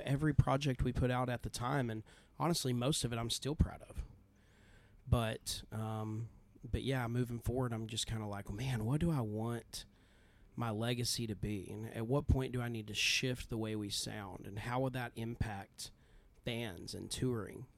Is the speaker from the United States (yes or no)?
yes; Idalou, Texas, United States; moved away as an adult; now in Austin, United States; originally from Idylloo, Texas, uh, which is outside of Lubbock, but I have lived in Austin or the Austin area for twelve plus